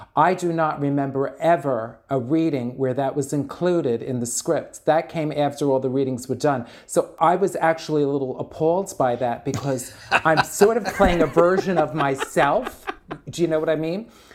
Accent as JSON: {"language": "English", "town": "New York City", "region": "New York", "country": "United States", "accent": "Bronx", "said": "my horrible Bronx accent"}